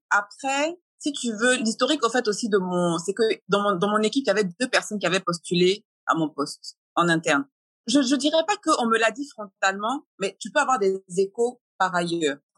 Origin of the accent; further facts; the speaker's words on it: France; moved away; Donc je venais de l'étranger, donc je venais de France et en plus je suis métisse.